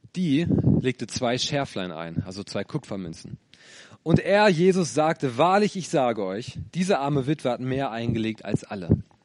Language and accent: German; Lower Saxony, Germany; moved away as an adult; now in Bonn, Germany; Ursprünglich komme ich, ja, wie Luca aus Niedersachsen.